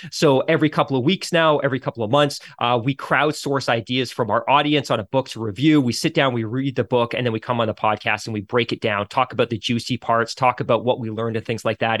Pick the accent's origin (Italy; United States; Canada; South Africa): Canada; as a Canadian